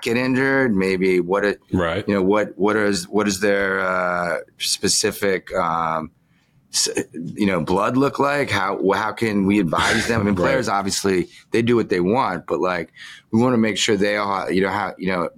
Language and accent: English; Chevy Chase, Maryland, United States; moved away as an adult; also born or lived in New York; I grew up in Chevy Chase